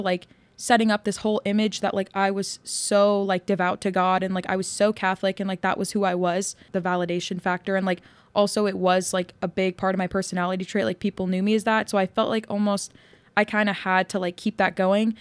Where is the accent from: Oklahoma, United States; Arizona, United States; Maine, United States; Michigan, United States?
Arizona, United States; Yuma; I grew up in Yuma, which is like very conservative.